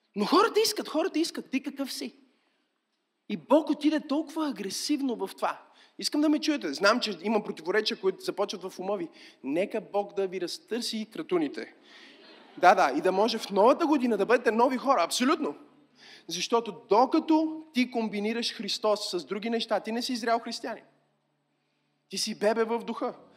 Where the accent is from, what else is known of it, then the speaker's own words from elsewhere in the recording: Bulgaria; сме българи, разбира се, че обичаме България